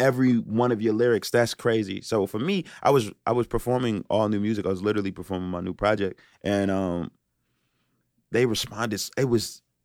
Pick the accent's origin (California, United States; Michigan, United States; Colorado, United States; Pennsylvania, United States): Pennsylvania, United States; Philadelphia; moved away; I'm from Philadelphia originally.